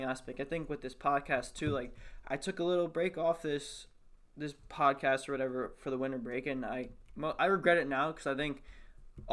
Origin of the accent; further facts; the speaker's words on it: United States; we're all American.